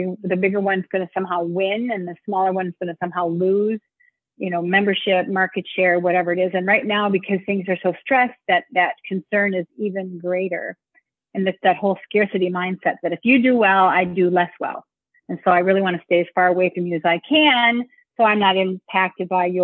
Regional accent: Minnesota, United States; moved away as an adult; now in St. Paul, United States; I am a Minnesotan. So many of us here install the homing chip in our children, so when we leave Minnesota, we come back as adults, which is what I did.

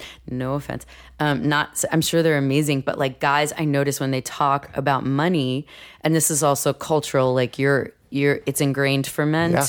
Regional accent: New York City, New York, United States; and growing up in New York too, and like living in New York City, I didn't know anyone else that owned a house or owned property.

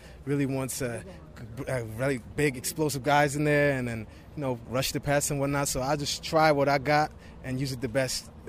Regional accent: Germany; English is a second language; also born or lived in Boston College; now in United States; I'm from Germany

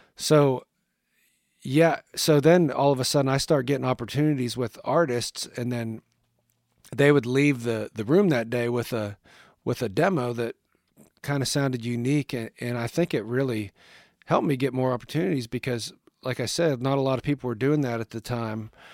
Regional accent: northwestern Pennsylvania, United States; moved away; I grew up in a small town in northwestern Pennsylvania

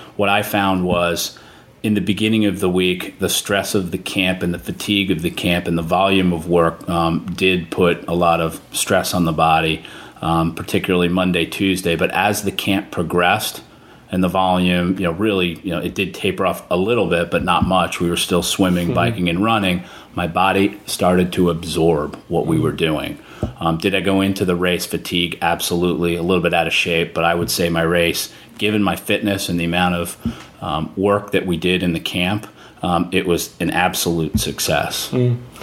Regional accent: Miami, Florida, United States; I'm from Miami, Florida.

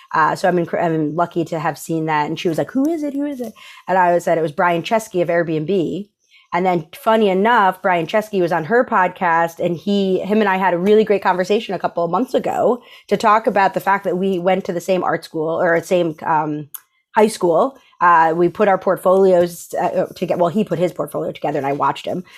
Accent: upstate New York, United States; also born or lived in El Salvador; I was adopted when I was about two, I was twenty-four months, um, to a, a single mom in upstate New York.

